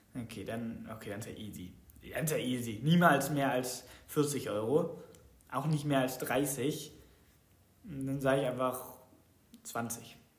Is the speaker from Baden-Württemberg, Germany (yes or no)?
yes; Baden-Württemberg, Germany; weil ich aus Baden-Württemberg komme